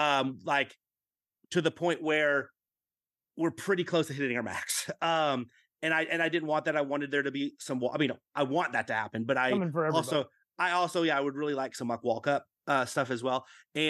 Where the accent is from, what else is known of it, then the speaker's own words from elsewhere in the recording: Dallas, Texas, United States; in growing up in Dallas-Fort Worth, yeah, there might have been some every now and then a showing of a Godzilla film